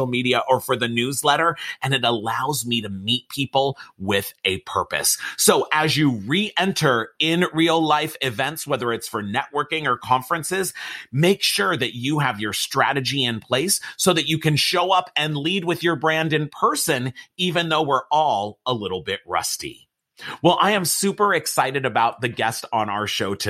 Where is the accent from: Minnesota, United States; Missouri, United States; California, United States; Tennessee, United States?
California, United States; Los Angeles; I'm from Los Angeles, California